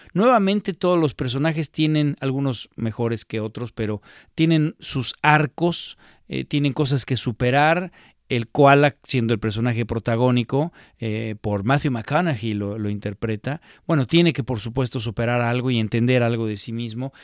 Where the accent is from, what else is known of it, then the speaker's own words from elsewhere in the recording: Mexico; para nosotros como mexicanos